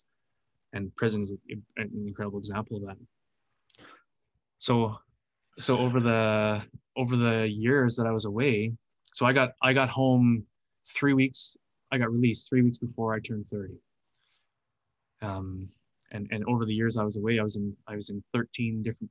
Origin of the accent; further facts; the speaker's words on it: Canada; I'm from Canada